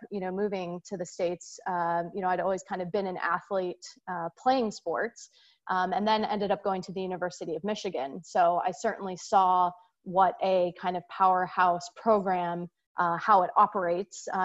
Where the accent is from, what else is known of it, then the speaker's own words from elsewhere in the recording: Singapore; I'm actually born and raised in Singapore. Um, so I grew up um, overseas, and my parents are uh, originally from the Chicagoland area.